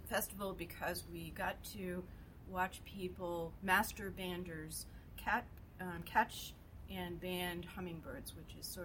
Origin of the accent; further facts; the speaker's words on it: Minneapolis, Minnesota, United States; I'm from Minneapolis